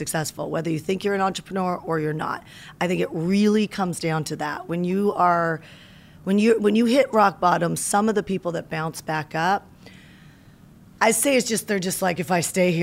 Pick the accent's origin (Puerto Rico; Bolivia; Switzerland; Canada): Canada; moved away as an adult; also born or lived in Las Vegas, Nevada, United States; now in United States; I moved to America from Canada